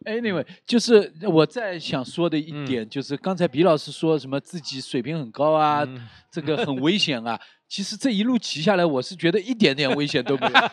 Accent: Shanghai, China; 我是生在上海的，但我父亲不是生在上海的

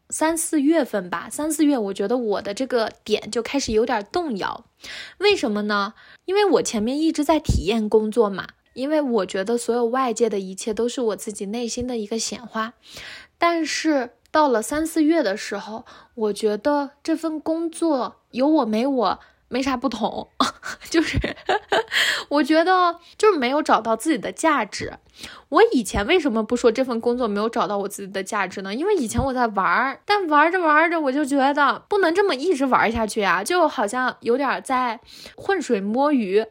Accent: Xining, Qinghai, China; moved away; also born or lived in Huangnan Tibetan Autonomous Prefecture; 我从小到大生活的地方是青海西宁，然后我从小在这儿读书，但是我爸我妈是在王南藏族自治州工作

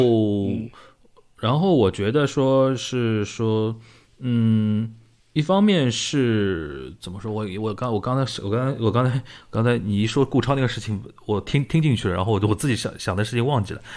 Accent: Shanghai, China; 我们上海人平时就是聊这类东西

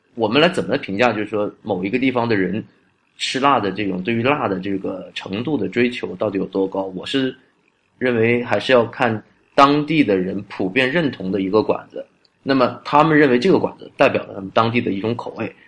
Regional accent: Guangdong, China; 我也是在广东长大

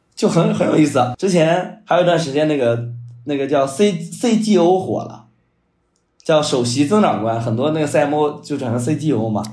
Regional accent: Shandong, China; 因为我是山东人嘛，比较保守

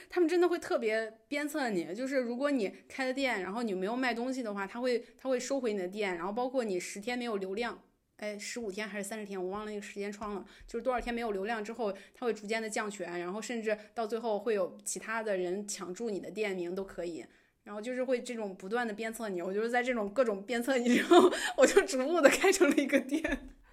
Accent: Beijing, China; 我在北京长大

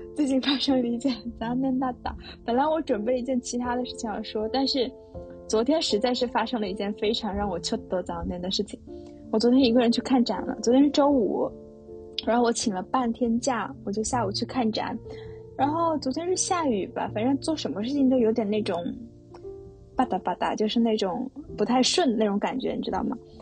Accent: China; now in Tokyo, Japan; 我是中国人

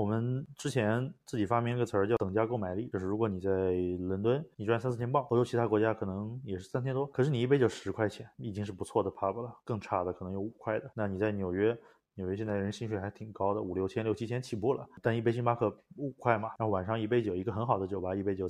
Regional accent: China; 可是因为我中国人不去，没大不习惯

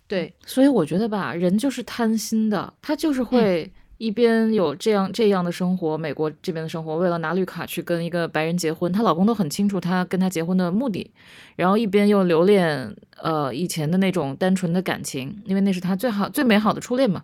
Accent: Beijing, China; also born or lived in Philadelphia; 我作为一个北京人，我先，我先，我先说我是北京人

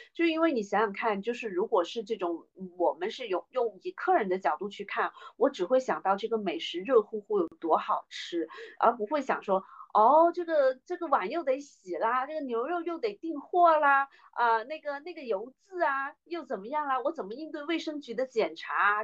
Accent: China; 我们中国人过年，就是妈妈做的菜

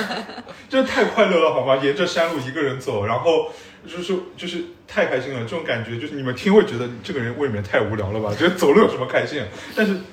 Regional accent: Shanghai, China; 我虽然是个上海人啊，但是我是在上海的乡下长大的啊，所以我小时候也会去那种田里面插秧和打水漂

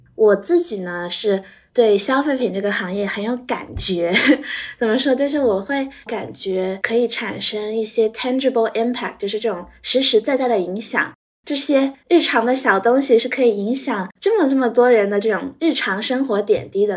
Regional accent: Shanghai, China; moved away as an adult; also born or lived in North America; 我是从小在上海长大的

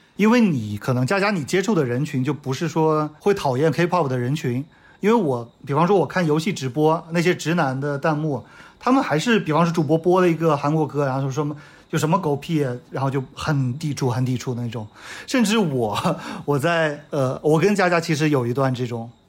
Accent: China; 我们作为中国人看不到了

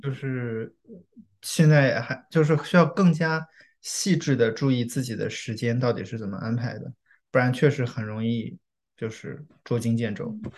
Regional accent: China; now in United States; 我作为中国人

